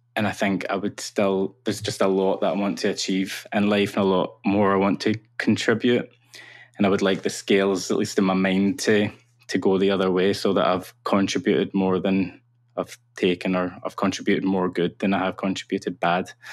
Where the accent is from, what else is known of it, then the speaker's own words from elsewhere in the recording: Cumbernauld, Scotland, United Kingdom; am from a town called Cumbernauld, which is a satellite town of Glasgow.